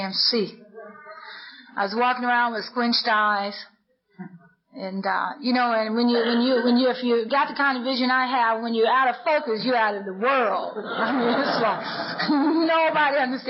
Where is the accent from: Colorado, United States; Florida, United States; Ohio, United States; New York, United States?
Ohio, United States; Lima; in my hometown, and I'm from Lima, Ohio.